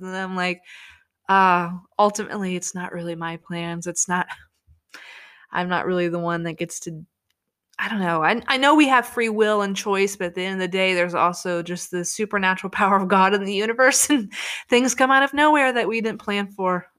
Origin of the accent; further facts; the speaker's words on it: United States; I was from America